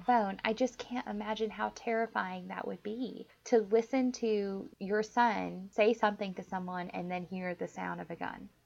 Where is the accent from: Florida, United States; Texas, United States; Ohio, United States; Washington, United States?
Texas, United States; moved away; I actually love my home state a lot